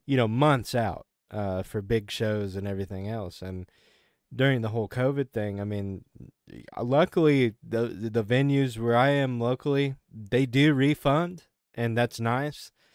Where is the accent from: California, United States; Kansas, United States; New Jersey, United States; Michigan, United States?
Kansas, United States; now in Arkansas, United States; I grew up in Kansas, you know, and, and tornadoes were a reality for us